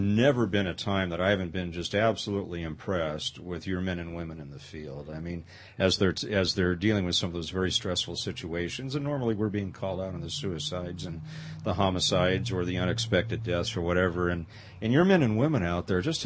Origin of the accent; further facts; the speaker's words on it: Pasadena, California, United States; moved away; I grew up in the Pasadena area outside L.A.